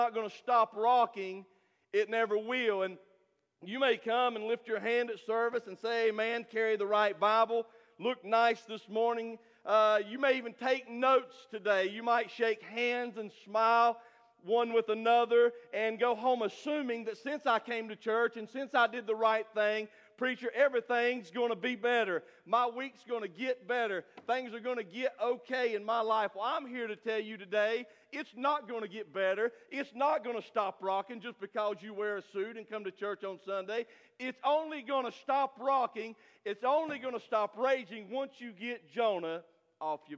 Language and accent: English; Stony Point, United States; I'm from Stony Point